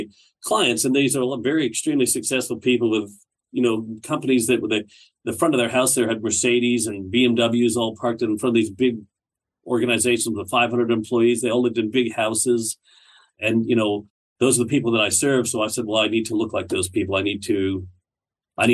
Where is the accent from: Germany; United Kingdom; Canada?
Canada; moved away as an adult; also born or lived in Barrie, Ontario; now in Australia; I live in Australia now. As a Canadian, I was back in Canada in a place called Barrie, Ontario.